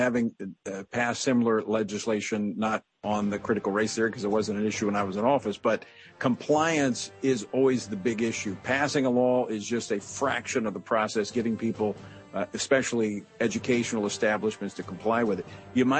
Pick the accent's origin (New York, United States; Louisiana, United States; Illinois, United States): Louisiana, United States; we've got them in my home state of Louisiana.